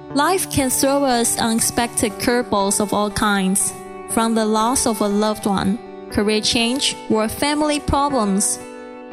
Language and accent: English; Taiwan; English is a second language; moved away; I'm originally from Taiwan and English is not my first language.